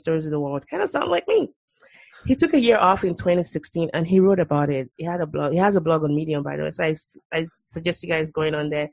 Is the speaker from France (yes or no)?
no; Nigeria; now in United States; As a Nigerian